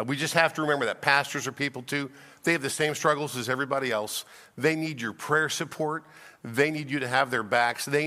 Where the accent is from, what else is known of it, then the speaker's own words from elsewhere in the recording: Kansas City, United States; I'm from Kansas City